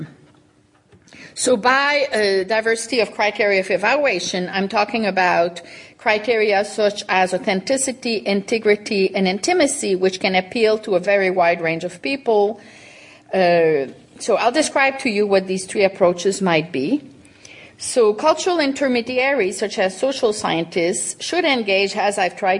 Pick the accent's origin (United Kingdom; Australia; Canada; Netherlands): Canada; moved away; When I was growing up in Canada